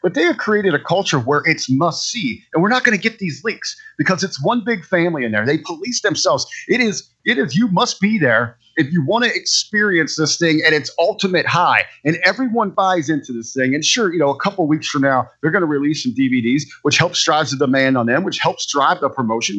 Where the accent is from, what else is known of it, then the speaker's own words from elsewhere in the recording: Cincinnati, Ohio, United States; now in Northern Ohio, United States; I'm born and raised in Cincinnati